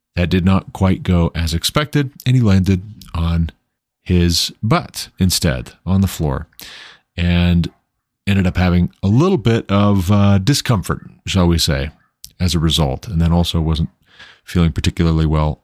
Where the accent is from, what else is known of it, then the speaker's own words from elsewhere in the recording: United States; as an American, a, as a citizen of these United States of America